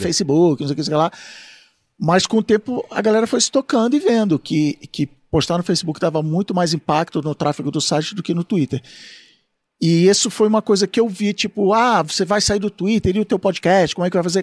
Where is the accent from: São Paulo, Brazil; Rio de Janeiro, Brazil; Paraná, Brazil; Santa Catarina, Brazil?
Rio de Janeiro, Brazil; Eu, como sou do Rio